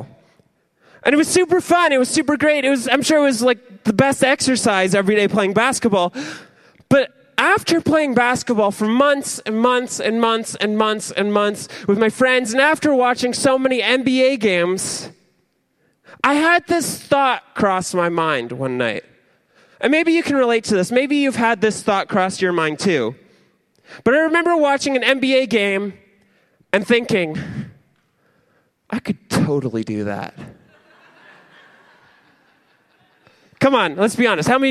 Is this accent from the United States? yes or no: no; Ontario, Canada; I'm Canadian and I'm from Ontario.